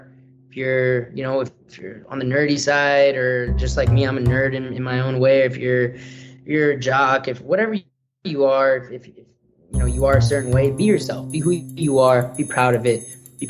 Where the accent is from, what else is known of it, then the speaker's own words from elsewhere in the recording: Hackensack, New Jersey, United States; born there; I was born in New Jersey, Hackensack, New Jersey.